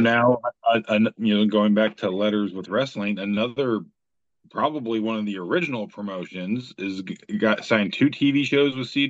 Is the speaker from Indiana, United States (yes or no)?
yes; Indiana, United States; Again, I'm from Indiana. We're not far from where Orville's from. And I am also a, you know, grew up on a farm